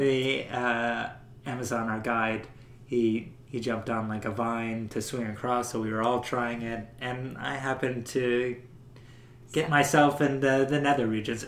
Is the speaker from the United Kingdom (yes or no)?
no; Canada; we said Canada